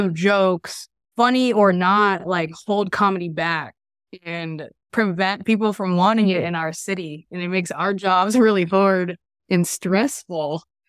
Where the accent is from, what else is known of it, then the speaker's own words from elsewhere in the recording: Puyallup, Washington, United States; No, we're from Puyallup.